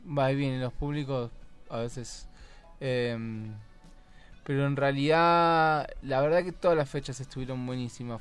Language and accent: Spanish; Buenos Aires / La Plata, Argentina; Somos de Buenos Aires, de La Plata y de Buenos Aires Capital